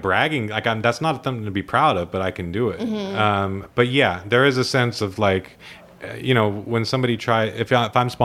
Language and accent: English; San Diego, California, United States; now in Auburn, United States; I was born in San Diego.